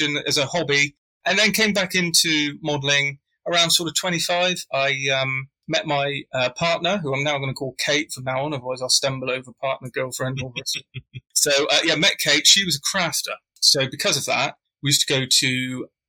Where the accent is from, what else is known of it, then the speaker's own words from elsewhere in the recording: England, United Kingdom; being English. Or British, I should say